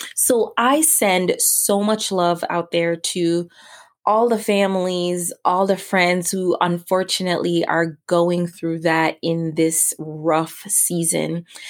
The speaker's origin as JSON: {"language": "English", "town": "New York City", "region": "New York", "country": "United States", "tie": "born or raised there", "said": "my grandmother actually lived with us while growing up in New York City."}